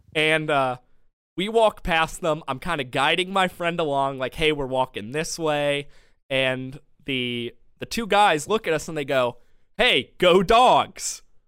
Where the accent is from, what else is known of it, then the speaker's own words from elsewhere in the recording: Madison, Georgia, United States; my hometown, Madison, Georgia